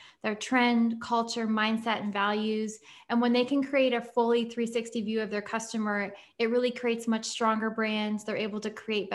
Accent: Nashville, Tennessee, United States; moved away as an adult; also born or lived in London / Paris / New York; now in Columbus, United States; I grew up in Nashville, born and raised. I moved to London when I was 18

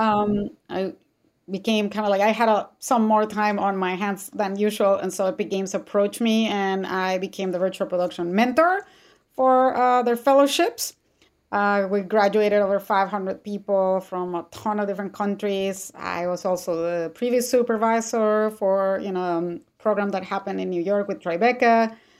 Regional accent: Mexico City, Mexico; moved away; I'm originally from Mexico City

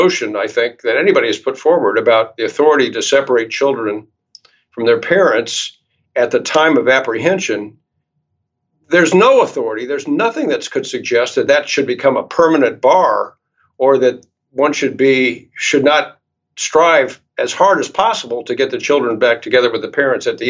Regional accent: Charlottesville, Virginia, United States; Charlottesville, which is my hometown

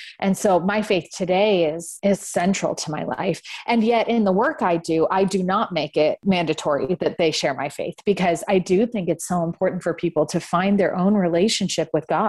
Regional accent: California, United States; I grew up in the San Francisco Bay Area

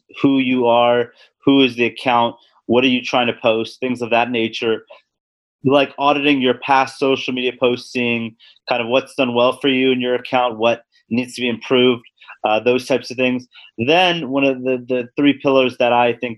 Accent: Los Angeles, California, United States; moved away as an adult; also born or lived in Midwest / Atlanta; I'm originally from Los Angeles and went to college in the Midwest and then moved to Atlanta for my first position.

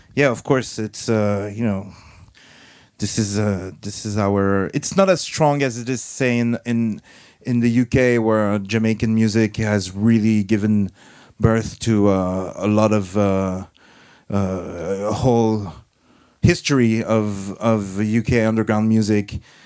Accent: France

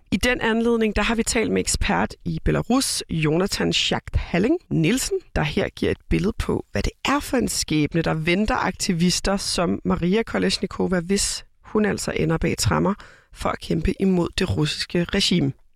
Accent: Copenhagen, Capital Region of Denmark, Denmark; moved away as an adult; now in Aarhus, Denmark; Jeg er født og opvokset i København

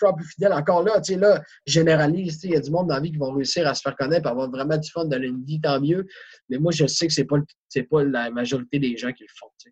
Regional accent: Quebec, Canada; on vient du Québec

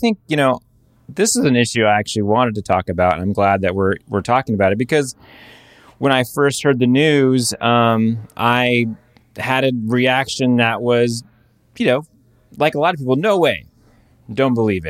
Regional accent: United States; as a fan, as an American, as, you know, someone who's personally been in a race with Katie

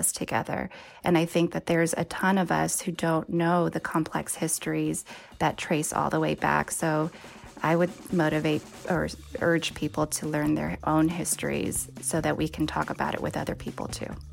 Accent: Bay Area, California, United States; I was born and raised in the Bay Area

